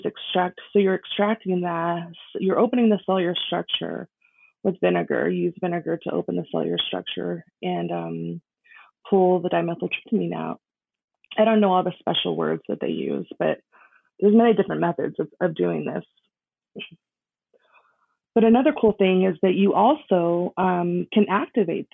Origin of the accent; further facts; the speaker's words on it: Las Vegas, Nevada, United States; I was born and raised in Las Vegas.